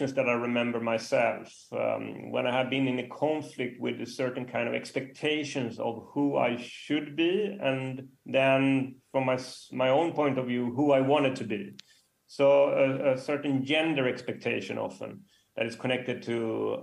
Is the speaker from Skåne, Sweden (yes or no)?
no; Västra Götaland, Sweden; I was brought up in Sweden, and my mother came from the northern part of Sweden